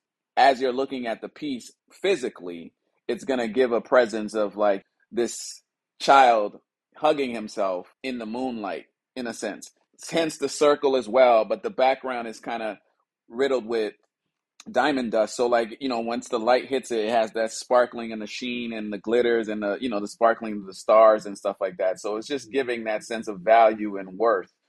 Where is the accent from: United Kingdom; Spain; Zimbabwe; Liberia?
Liberia; now in Los Angeles, United States; I'm originally from West Africa, Liberia, based out of Los Angeles, California